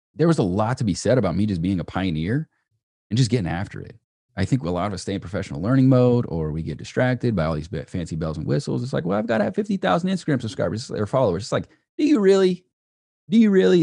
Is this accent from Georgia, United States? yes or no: yes; Peachtree City, Georgia, United States; where I grew up in Peachtree City